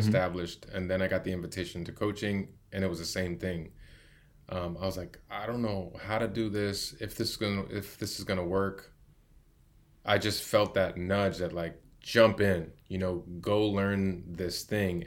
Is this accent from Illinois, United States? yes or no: yes; Chicago, Illinois, United States; moved away as an adult; now in San Diego, United States; Growing up in Chicago, as a, as a young man